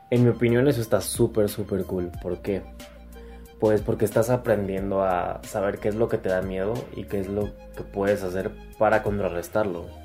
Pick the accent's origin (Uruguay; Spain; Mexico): Mexico; por lo menos en mi país, en México, eh, que te reconozcan algo está cañón.